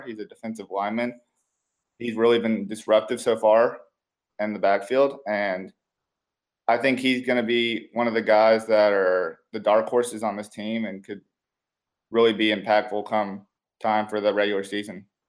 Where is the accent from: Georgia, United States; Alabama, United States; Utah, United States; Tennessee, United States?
Tennessee, United States; Nashville; moved away; I'm originally from Nashville